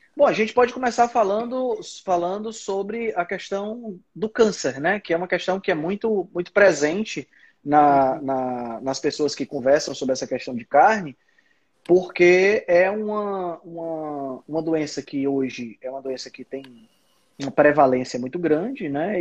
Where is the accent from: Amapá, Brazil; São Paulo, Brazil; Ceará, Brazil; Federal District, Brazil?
Ceará, Brazil; Fortaleza; eu sou de Fortaleza, no Ceará